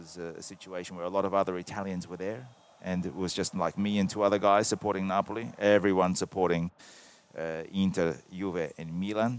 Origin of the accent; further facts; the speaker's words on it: Australia; now in Italy; growing up in Australia